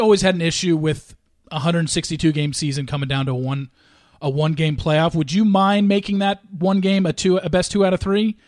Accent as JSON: {"language": "English", "region": "Southern California", "country": "United States", "tie": "born or raised there", "said": "I grew up in Southern California"}